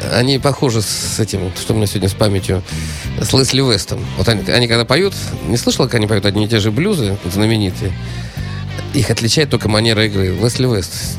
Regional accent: Saint Petersburg, Russia; я из Петербурга

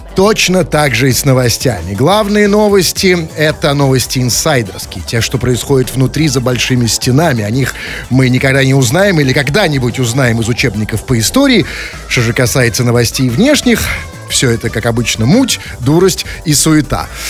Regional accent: Saint Petersburg, Russia; для нас, петербуржцев

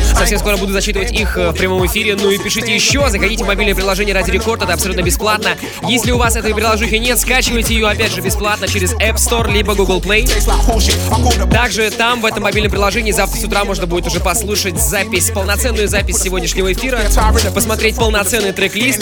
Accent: Salavat, Bashkortostan, Russia; moved away; Я сам из Салавата просто. Это же совсем рядышком.

